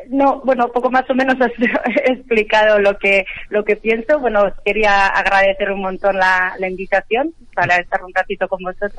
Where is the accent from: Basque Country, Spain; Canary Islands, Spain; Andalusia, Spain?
Basque Country, Spain; now in London, United Kingdom; Yo soy del País Vasco